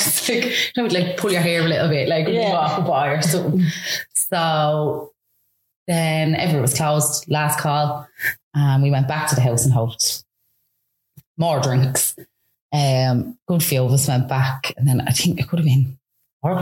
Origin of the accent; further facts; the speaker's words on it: Dublin, Leinster, Ireland; I come from Baldoyle in Dublin